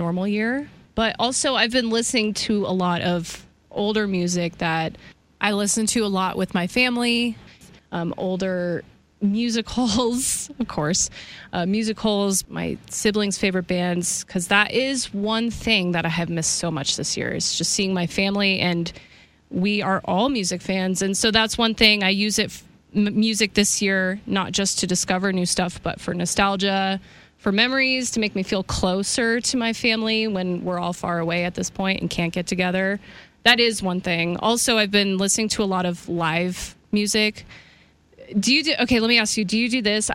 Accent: Kansas, United States; I'm from Kansas

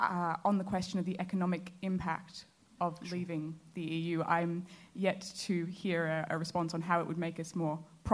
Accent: Australia; now in London, United Kingdom; I'm an Australian solicitor and I work in the City of London

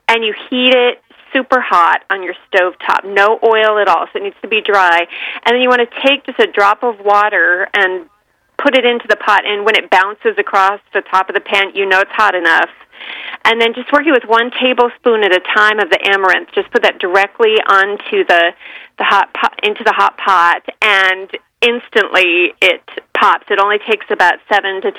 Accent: San Francisco East Bay, California, United States; I grew up in the San Francisco East Bay

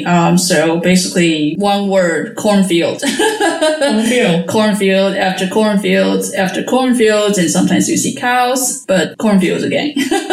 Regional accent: Taiwan; moved away as an adult; also born or lived in United States; now in Netherlands; I was born in Taiwan and I moved to the States for my PhD study. And then now I'm in the Netherlands working as a researcher in natural science at the university.

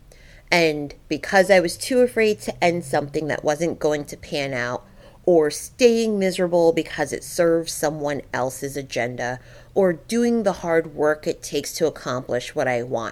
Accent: Middletown, United States; born or raised there

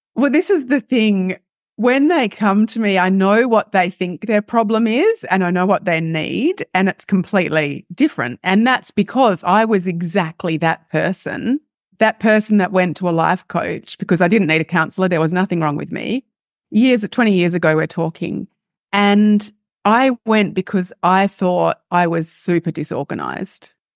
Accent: Australia; accent: Australian; as you can hear by my accent, am Australian, live in Australia.

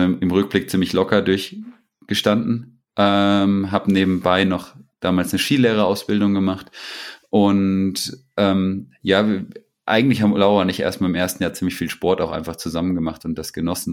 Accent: Butzbach, Hesse, Germany; hieß das in Butzbach, da wo ich herkomme

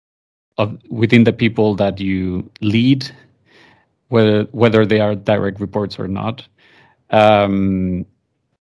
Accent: Venezuela; moved away as an adult; now in Spain; I'm originally from Venezuela, mixed parents. So my mom is Colombian, my dad is Italian

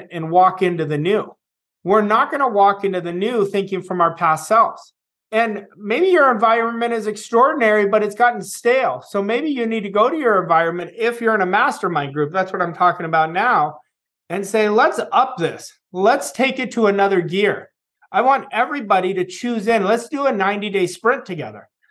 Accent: California, United States; my closest friends are still people that I grew up with in California

